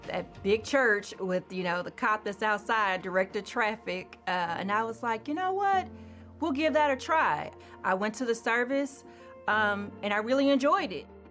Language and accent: English; Houston, Texas, United States; moved away as an adult; now in Maryland, United States; I'm from Houston, Texas, um, born and raised, and uh, I grew up in the church